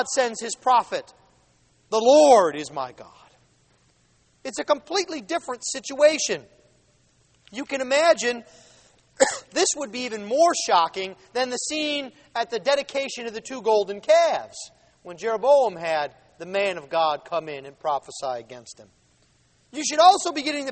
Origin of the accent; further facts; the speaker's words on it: Buffalo, New York, United States; now in Jackson, United States; We're both from Buffalo